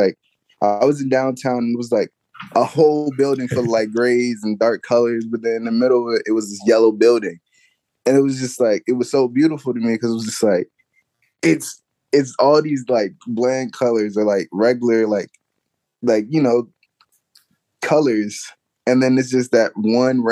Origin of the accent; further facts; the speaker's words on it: Prince George's County, Maryland, United States; moved away as an adult; now in Baltimore, United States; I'm originally from PG County